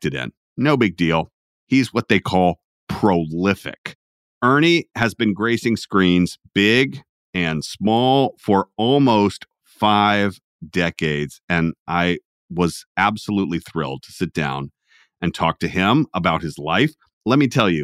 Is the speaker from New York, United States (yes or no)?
no; Atlanta, Georgia, United States; I'm from Atlanta, Georgia